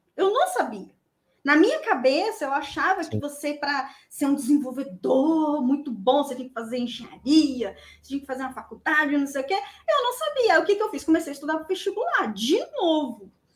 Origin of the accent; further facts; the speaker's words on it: Vila Velha, Espírito Santo, Brazil; eu sou de Vila Velha, Espírito Santo.